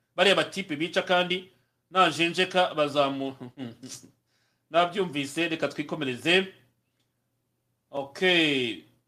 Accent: Rwanda; abanyarwanda twe nk'abanyarwanda

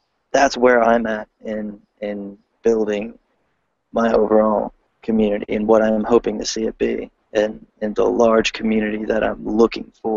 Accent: Delaware, United States; I'm from Delaware

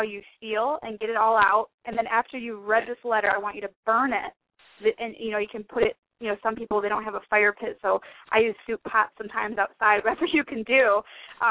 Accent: Detroit, Michigan, United States; moved away as an adult; also born or lived in Plymouth, Michigan; now in Arizona, United States; I'm from Detroit, Michigan, and I was running this spiritual women's group in Michigan

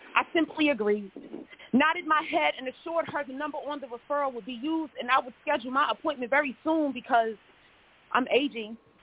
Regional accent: New York City, New York, United States; moved away as an adult; now in Houston, United States; I'm originally from New York City, uh, Brooklyn and Queens

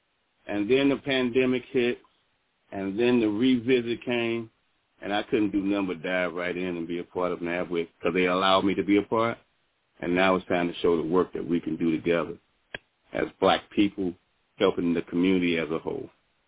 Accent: St. Louis, Missouri, United States; now in Washington, D.C., United States; I am originally from St. Louis, Missouri, moved to Washington, D.C. because I wanted to be in the nation's capital

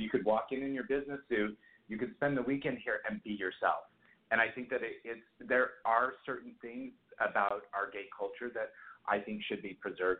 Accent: Utah, United States; I'm from Utah

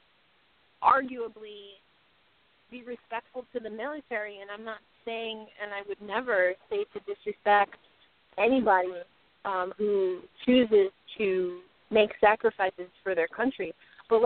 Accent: United States; I'm very proud to be from America.

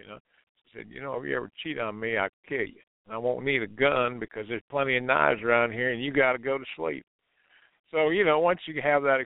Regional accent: Ohio, United States; moved away as an adult; also born or lived in Michigan; now in Alabama, United States; I was born in Michigan, a very proud Wolverine. At the tender age of 3, I was hijacked to be raised amongst the heathen Buckeye, as my Michigan relatives saw it. And I grew up in Ohio

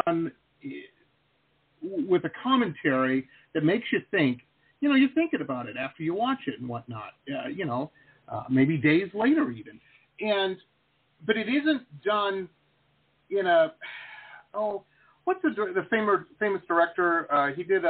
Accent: Detroit, Michigan, United States; now in South Florida, United States; I grew up in Metro Detroit.

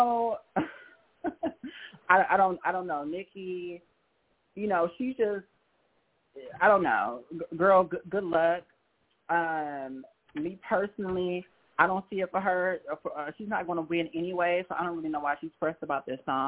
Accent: Chicago, Illinois, United States; I'm from Chicago

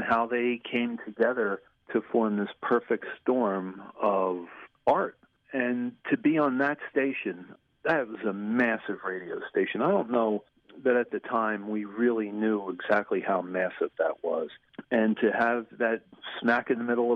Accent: Trenton, New Jersey, United States; I grew up in Trenton

